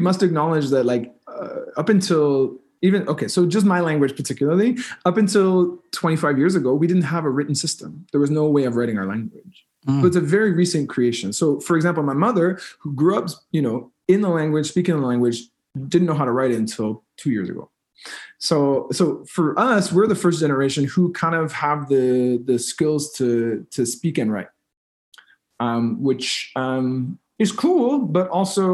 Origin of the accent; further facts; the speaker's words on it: East Coast, Canada; first language English; now in Montreal, Canada; I'm living now in Montreal, Quebec, where the first language is French, and I come from the East Coast, where first language is English